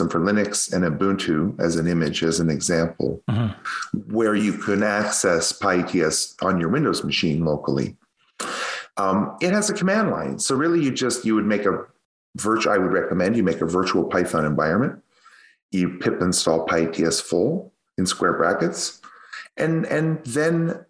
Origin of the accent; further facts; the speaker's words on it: Canada; accent: Canadian; my Canadian accent. I really drag that yats